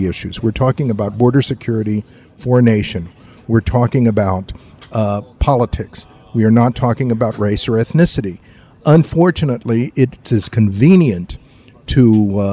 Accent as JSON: {"language": "English", "town": "San Antonio", "region": "Texas", "country": "United States", "tie": "born or raised there", "also_born_or_lived": "Laredo, Texas", "said": "I was born in Laredo, raised in San Antonio."}